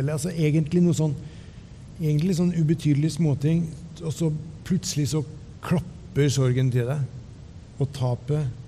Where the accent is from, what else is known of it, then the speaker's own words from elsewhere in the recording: Ørje, Østfold, Norway; satte meg på kne i stua hjemme i Ørje